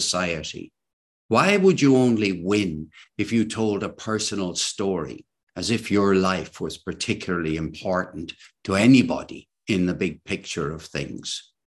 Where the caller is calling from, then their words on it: Cork, Munster, Ireland; I'm speaking today from Cork, and there are two storytelling organizations in Cork.